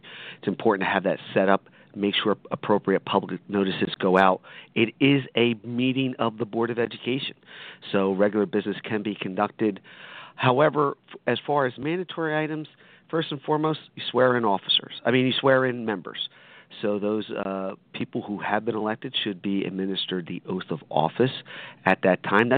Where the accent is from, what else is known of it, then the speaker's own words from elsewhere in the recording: Hamilton, New Jersey, United States; I am from Hamilton, blueberry capital of the world